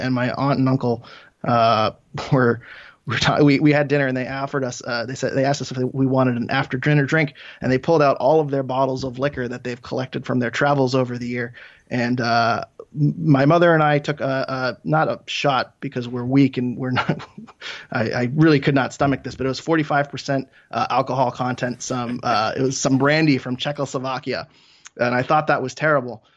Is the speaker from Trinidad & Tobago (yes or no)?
no; Maine, United States; my home state of Maine